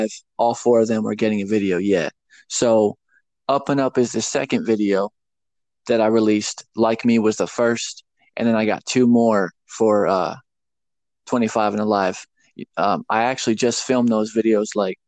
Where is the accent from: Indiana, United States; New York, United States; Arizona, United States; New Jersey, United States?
Arizona, United States; Phoenix; moved away as an adult; now in Tennessee, United States; I'm from Phoenix, Arizona. I pretty much grew up out there. And but I recently moved to Tennessee, like, I guess 2 years ago